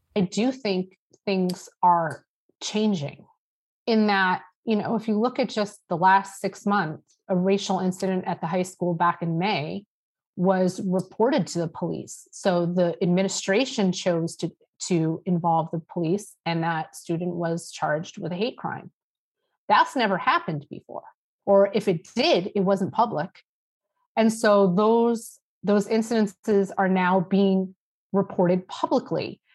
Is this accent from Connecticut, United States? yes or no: yes; East Lyme, Connecticut, United States; I grew up in East Lyme